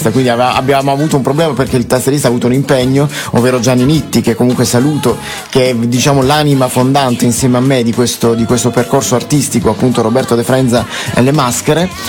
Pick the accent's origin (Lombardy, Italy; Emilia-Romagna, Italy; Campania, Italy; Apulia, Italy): Apulia, Italy; Cellamare; io sono di Cellammare, un paesino piccolino, una piccolissima situazione molto bella, molto caratteristica, con queste case appunto basse, con, con bell'aria, con del verde ed è un luogo ideale dove crescere